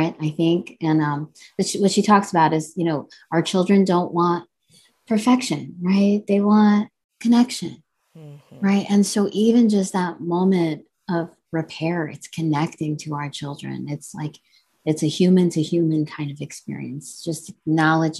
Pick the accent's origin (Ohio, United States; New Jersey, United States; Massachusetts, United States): New Jersey, United States; I was born and raised in New Jersey, you know, and my parents are, you know, they're immigrants from India.